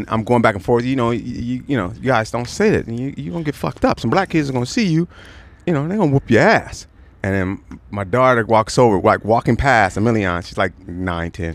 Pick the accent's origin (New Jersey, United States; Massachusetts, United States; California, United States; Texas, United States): California, United States; Los Angeles; also born or lived in New Orleans; now in Riverside, United States; I'm born and raised in South Central.